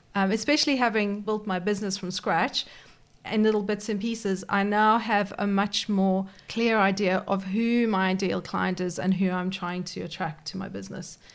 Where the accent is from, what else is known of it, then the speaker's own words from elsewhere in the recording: South Africa; moved away as an adult; now in Perth, Australia; I'm actually originally uh, from South Africa, but I moved to Perth thirteen years ago